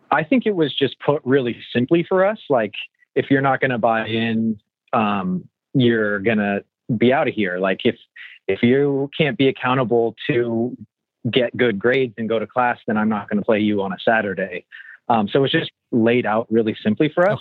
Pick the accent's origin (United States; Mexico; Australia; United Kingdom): United States; Southern California; a kid growing up in Southern California